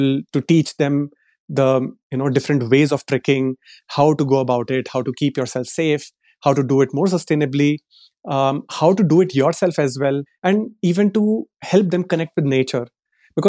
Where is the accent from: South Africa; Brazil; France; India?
India; Delhi; moved away as an adult; So I come from Delhi. I was born and brought up in Delhi.